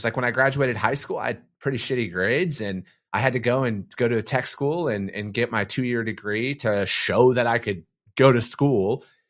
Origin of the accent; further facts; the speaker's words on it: northern Wisconsin, United States; I'm from a typical working class family in northern Wisconsin. You know, my dad, I come from a family of truck drivers